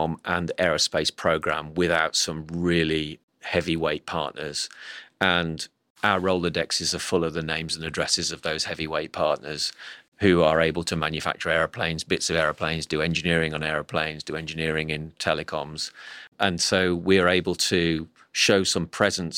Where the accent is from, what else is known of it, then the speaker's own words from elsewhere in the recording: Midlands, United Kingdom; moved away as an adult; now in Cambridge, United Kingdom; I'm originally from the Midlands